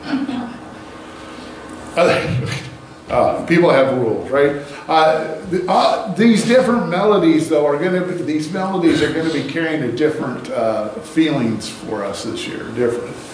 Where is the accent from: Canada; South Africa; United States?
United States; We, we are North Americans, U.S. Americans, we're highly individualistic.